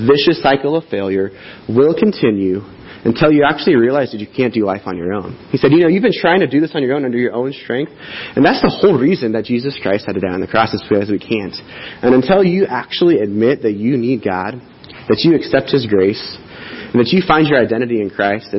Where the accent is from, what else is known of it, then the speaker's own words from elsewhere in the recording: Riverside, United States; Many years ago, I had moved off to college, born and raised in Riverside. I went off to college right out of high school.